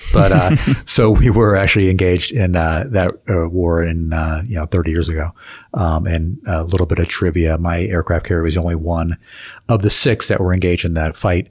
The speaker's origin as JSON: {"language": "English", "town": "Kittery", "region": "Maine", "country": "United States", "tie": "born there", "also_born_or_lived": "Virginia / Pennsylvania / Atlanta, Georgia / New York City", "said": "But so I was born in Kittery, Maine. He was based in New Hampshire. And so he got out, like I said, when I was two. So we did move around a little bit. So lived in Virginia and Pennsylvania. And then Atlanta, Georgia is where I went to, elementary school."}